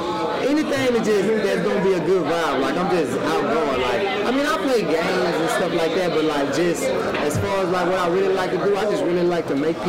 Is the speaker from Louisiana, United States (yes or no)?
yes; Jonesboro, Louisiana, United States; moved away as an adult; also born or lived in San Diego, California; I'm originally from San Diego, but I grew up in Jonesboro, Louisiana.